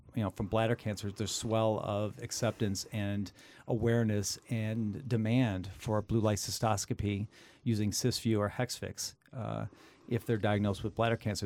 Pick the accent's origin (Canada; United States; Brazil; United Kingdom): United States; Midwest; having grown up in the Midwest, the center of the United States